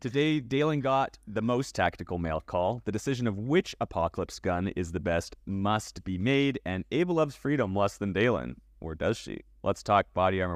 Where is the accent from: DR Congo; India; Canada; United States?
Canada; moved away; I was born in Canada